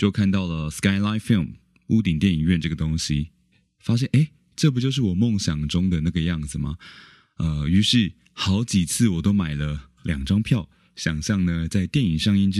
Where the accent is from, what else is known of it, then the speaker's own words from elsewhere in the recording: Keelung, Taiwan; 不确定是不是因为我是基隆人呢？